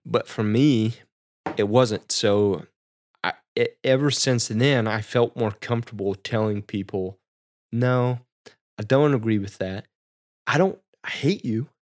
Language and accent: English; Midwest, United States; growing up in the Midwest, small town